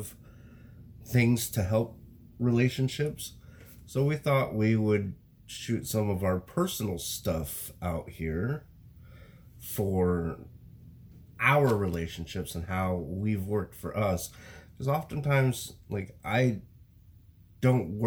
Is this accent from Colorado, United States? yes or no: no; Wyoming, United States; I come from Wyoming